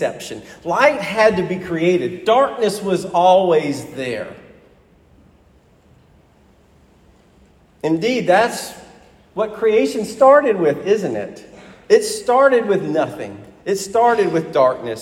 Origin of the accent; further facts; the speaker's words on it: Huntsville, Alabama, United States; moved away as an adult; the church I grew up in Alabama